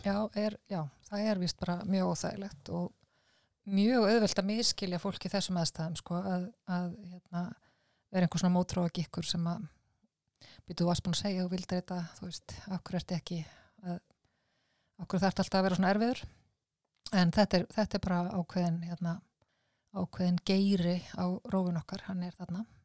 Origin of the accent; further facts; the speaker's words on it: Iceland; við erum Íslandingar